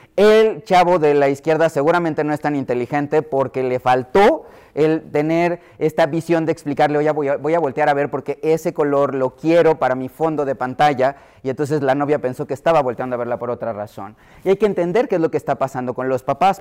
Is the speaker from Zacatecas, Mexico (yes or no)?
no; Mexico City, Mexico; yo que soy de la Ciudad de México